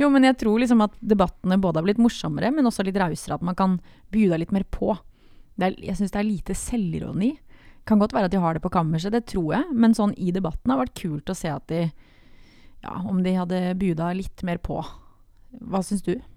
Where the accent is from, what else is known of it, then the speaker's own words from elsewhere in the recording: Grimstad, Agder, Norway; jeg er fra Grimstad. Det er viktig å få fram. Yeah. Fra Homborsund, et bitte lite sted.